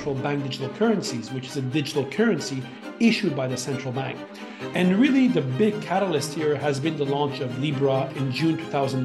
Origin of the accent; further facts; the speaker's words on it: Montreal, Quebec, Canada; moved away as an adult; also born or lived in Beijing, China / Hong Kong; I grew up in Montreal, like you mentioned, come from a typical Armenian immigrant family, grew up there, became a lawyer